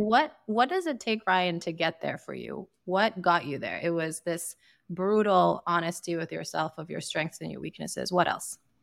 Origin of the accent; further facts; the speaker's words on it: Sierra Leone; moved away; I'm from Sierra Leone in West Africa